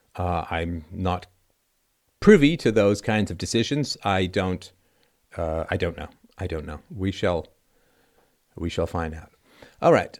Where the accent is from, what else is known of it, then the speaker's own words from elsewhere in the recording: Athlone, Leinster, Ireland; I am from Athlone smack dab in the middle of Southern